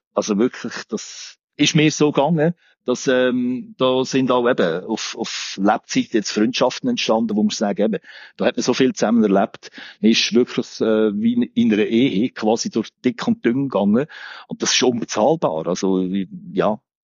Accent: Olten, Solothurn, Switzerland; moved away; ich bin ursprünglich aus Olten

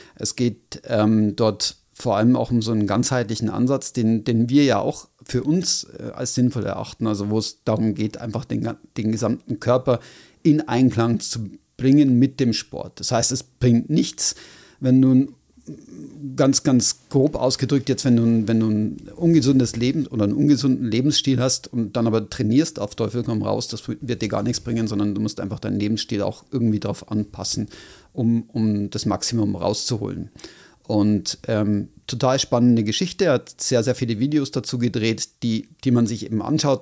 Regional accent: Switzerland; hier bei uns in der Schweiz

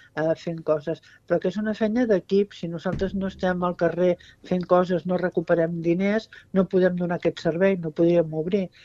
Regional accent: Constantí, Catalonia, Spain; soc de Consentí

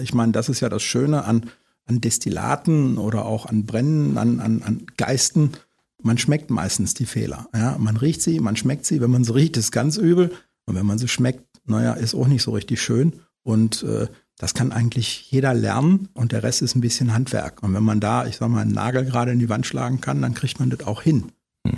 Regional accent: Osterode am Harz, Lower Saxony, Germany; also born or lived in Berlin / Brandenburg; now in Eifel, Germany; Osterode, wo ich herkomme, ist jetzt mal eine Kreisstadt gewesen, aber ist noch sehr, sehr ländlich

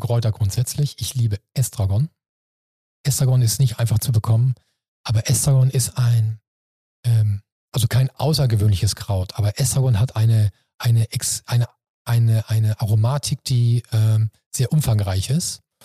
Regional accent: Mannheim, Baden-Württemberg, Germany; moved away as an adult; now in Hamburg, Germany; Also ich bin selber Kurpfälzer, ich bin Mannemer und äh, im Herzen bin ich natürlich Kurpfälzer, aber Hamburg ist meine neue Heimat

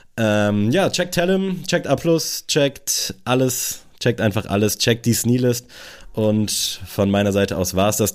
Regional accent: Germany; als Deutscher

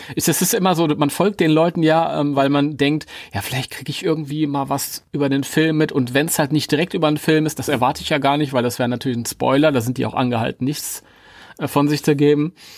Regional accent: Germany; als Deutscher

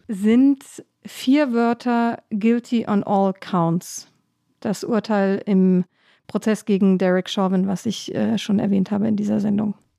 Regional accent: Northern Germany, Germany; moved away as an adult; now in Washington, D.C., United States; Ich als Norddeutsche

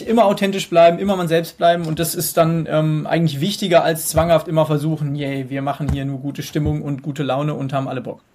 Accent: Hesse, Germany; Ich komme aus Hessen

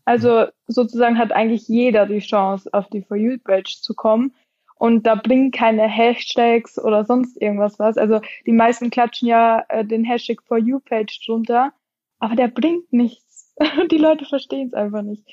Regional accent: near Graz, Styria, Austria; moved away as an adult; now in Wiesbaden, Germany; Ich bin ursprünglich aus Österreich

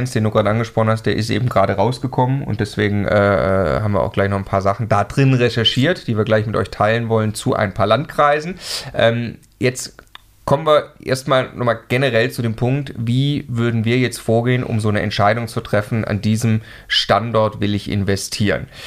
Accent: Stuttgart, Baden-Württemberg, Germany; ich komme ursprünglich aus Stuttgart, ich konnte da mal Unterstützung von meiner Mama bekommen

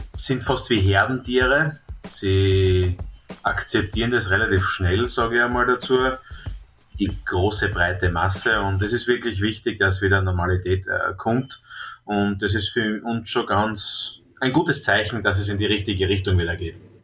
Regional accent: Trautmannsdorf, Styria, Austria; born or raised there

